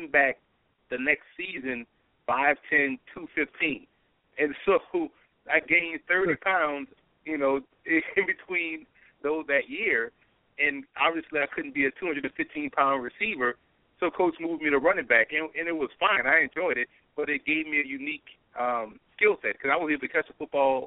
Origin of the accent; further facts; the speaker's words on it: New Orleans, Louisiana, United States; also born or lived in Lafayette, Louisiana; I grew up in New Orleans.